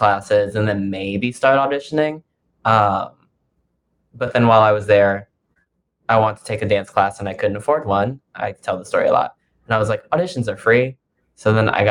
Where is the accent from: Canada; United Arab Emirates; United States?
United States; Houston, Texas; moved away as an adult; now in New York, United States; I'm from Houston, Texas